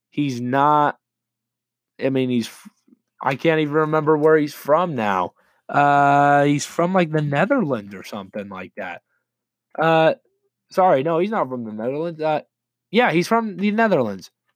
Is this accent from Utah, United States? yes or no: yes; Layton, Utah, United States; my hometown of Layton, Utah